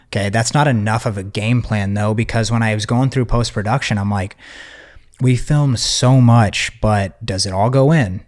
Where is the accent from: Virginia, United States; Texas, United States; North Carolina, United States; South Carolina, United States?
Texas, United States; I'm from Texas